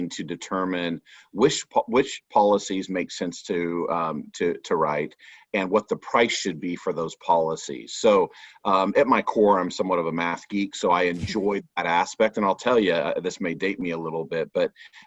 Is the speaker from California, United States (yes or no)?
yes; Southern California, United States; now in Austin, United States; I grew up in Southern California in an insurance agency family